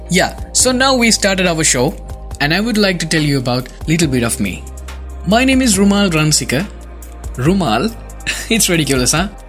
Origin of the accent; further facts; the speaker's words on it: Sri Lanka; I'm from Sri Lanka